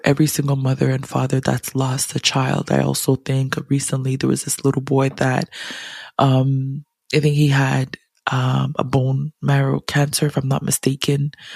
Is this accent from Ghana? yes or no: yes; Ghana; as a Ghanaian, as an African